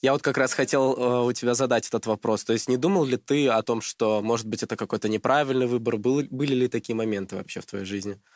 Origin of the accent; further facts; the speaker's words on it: Krasnodar Krai, Russia; moved away as an adult; now in Moscow, Russia; я из Краснодарского края